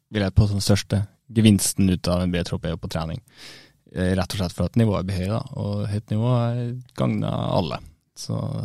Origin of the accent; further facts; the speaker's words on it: Brønnøysund, Nordland, Norway; now in Bodø, Norway; Jeg vet ikke om jeg er ekte nordlending når jeg er så langt sør fra som Brønnøysund